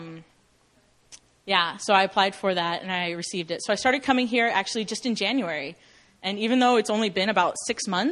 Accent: Northern Virginia, United States; moved away as an adult; also born or lived in Missouri; now in South Korea; I'm from Northern Virginia, but I went to a Christian university in Missouri, so I'm kind of East Coast and kind of Midwest

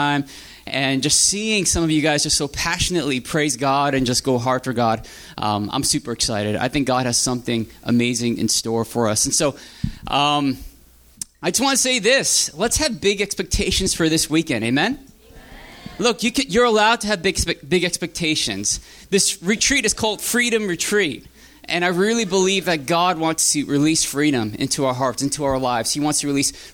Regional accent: New Jersey, United States; my dad started a church back in New Jersey where I'm from. And I grew up in that church

